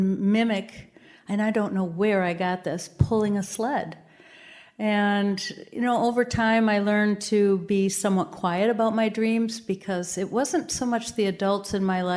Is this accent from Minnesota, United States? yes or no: yes; Minnesota, United States; I grew up in Minnesota